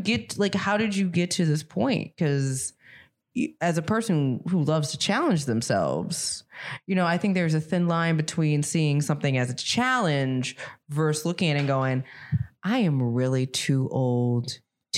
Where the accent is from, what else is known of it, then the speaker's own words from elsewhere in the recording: the South, United States; I grew up in the South